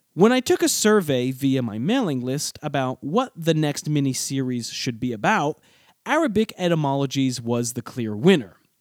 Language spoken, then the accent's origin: English; United States; as an American